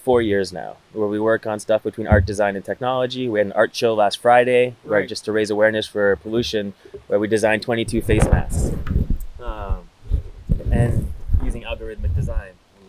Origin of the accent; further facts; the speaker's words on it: Canada; moved away as an adult; also born or lived in England; I moved to England for where I decided I was going to, because I'm Canadian, could get an easy visa.